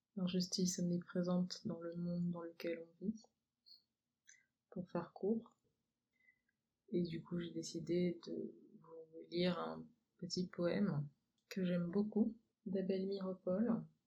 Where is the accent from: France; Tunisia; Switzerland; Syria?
France; je suis française d'origine